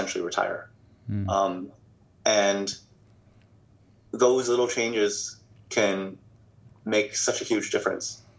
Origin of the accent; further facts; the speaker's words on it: United States; moved away as an adult; also born or lived in China / Hong Kong / Bay Area; I was born in the States, grew up in the States